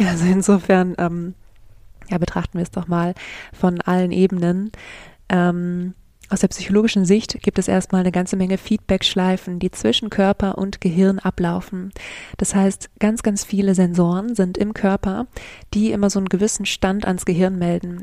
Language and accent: German; Germany; hier bei uns in Deutschland